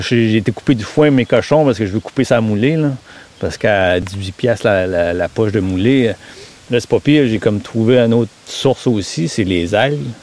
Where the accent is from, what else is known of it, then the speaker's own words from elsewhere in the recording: Matapédia, Quebec, Canada; moved away; originaire de Matapédia et revenu ici en 97